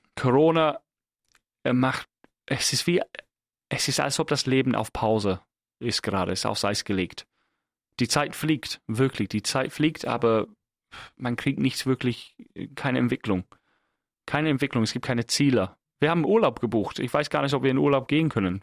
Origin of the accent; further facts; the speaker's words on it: England, United Kingdom; now in Germany; als Engländer